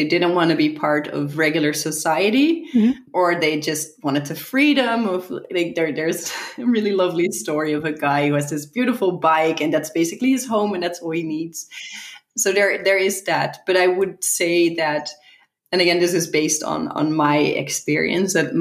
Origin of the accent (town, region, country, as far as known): Netherlands; also born or lived in San Francisco